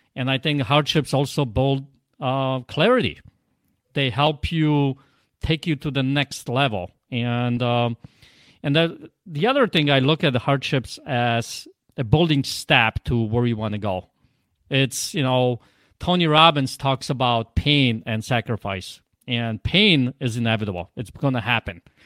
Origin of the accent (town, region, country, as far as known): Poland; accent: Polish; English is a second language; now in Michigan, United States